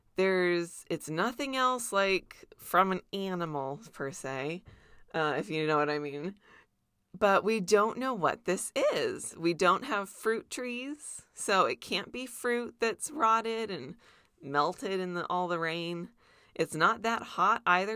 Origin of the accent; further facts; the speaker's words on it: near Disneyland, California, United States; I grew up near Disneyland